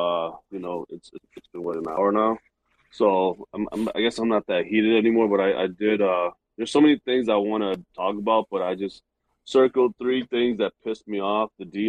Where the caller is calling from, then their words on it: Minneapolis, Minnesota, United States; Hey, fellas. Minneapolis. Love the show.